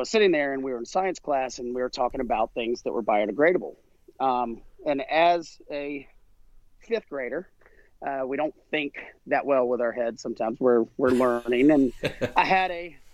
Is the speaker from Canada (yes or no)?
no; South Carolina, United States; I grew up in South Carolina